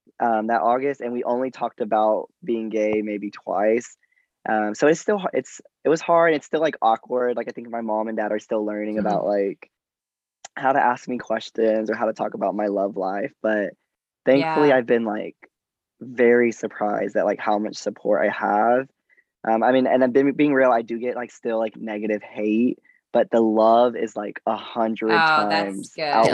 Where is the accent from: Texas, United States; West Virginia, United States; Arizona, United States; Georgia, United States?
Texas, United States; I went to college in Texas, like my hometown's small country, Texas town.